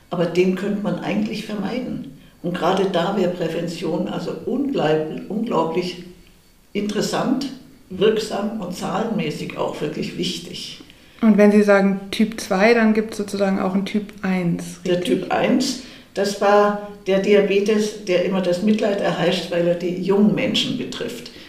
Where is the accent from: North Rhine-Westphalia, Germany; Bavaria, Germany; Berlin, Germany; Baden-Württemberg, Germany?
Bavaria, Germany; Munich; ich wollte dann auch wieder nach München in meine Heimatstadt zurück